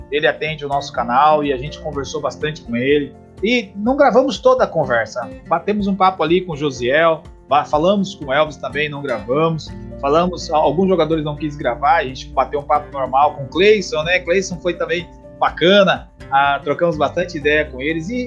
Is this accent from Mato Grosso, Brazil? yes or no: yes; Várzea Grande, Mato Grosso, Brazil; Somos de Várzea Grande.